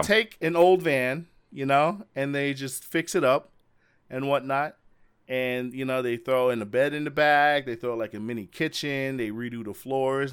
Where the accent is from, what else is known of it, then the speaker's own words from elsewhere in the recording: Las Vegas, Nevada, United States; I'm from Las Vegas